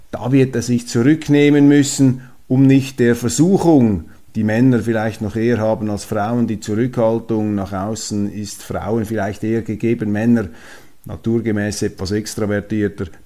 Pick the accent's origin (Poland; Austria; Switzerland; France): Switzerland; Und daraus lernen wir als Schweizer, dass eben die Neutralität am richtigen Ort eingesetzt